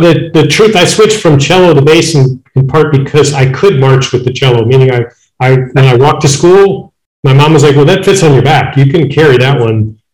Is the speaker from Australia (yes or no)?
no; Midwest, United States; I grew up in the Midwest